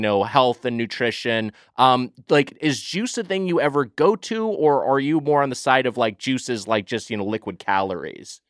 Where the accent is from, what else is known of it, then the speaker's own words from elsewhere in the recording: Los Angeles, California, United States; I've lived in L A County my whole life, so I'm from SoCal